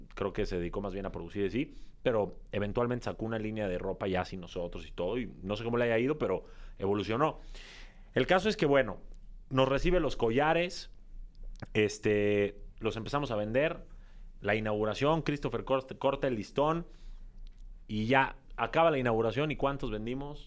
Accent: Mexico City, Mexico; Soy de Ciudad de México, de padres también mexicanos, pero de ascendencia libanesa

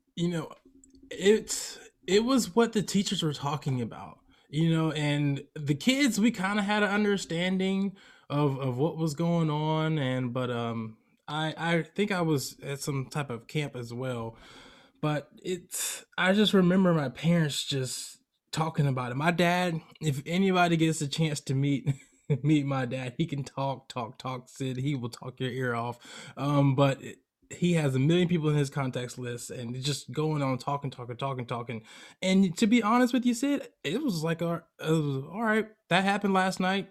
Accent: Atlanta, Georgia, United States; moved away as an adult; now in California, United States; I grew up in Atlanta, Georgia, but heavily in the African American community

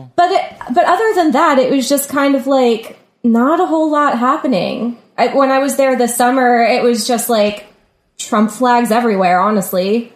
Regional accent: Virginia Beach, Virginia, United States; moved away as an adult; also born or lived in New Orleans; now in New York, United States; I'm from Virginia Beach, Virginia

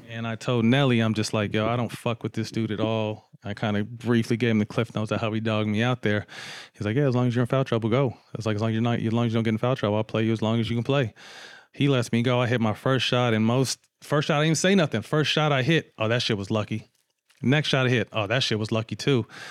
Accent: Sacramento, California, United States; I'm from Sac

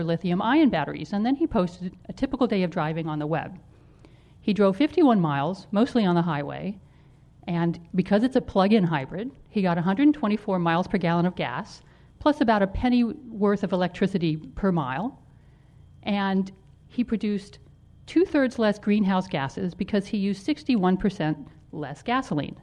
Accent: Los Angeles, California, United States; I grew up in Los Angeles

